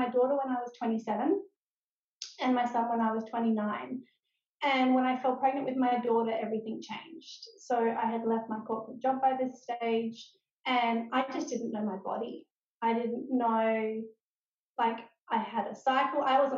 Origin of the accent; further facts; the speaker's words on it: Adelaide, South Australia, Australia; also born or lived in Melbourne / Northern Territory / New South Wales; now in Sunshine Coast, Australia; We moved to the Sunshine Coast 3 years ago, but we're originally from Adelaide.